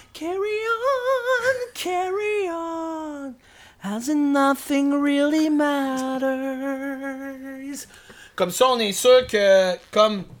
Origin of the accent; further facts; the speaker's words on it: Quebec City, Quebec, Canada; now in Montreal, Canada; je suis originaire de Québec.